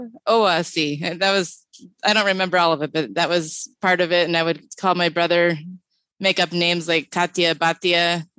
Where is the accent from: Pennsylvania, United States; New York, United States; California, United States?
California, United States; Los Angeles; also born or lived in Hollywood, California / Van Nuys, California / Northridge, California; because I was born at Kaiser Sunset in Hollywood. But I grew up in the San Fernando Valley. Originally, my first 5 years, I lived in Van Nuys, and then we moved to Northridge.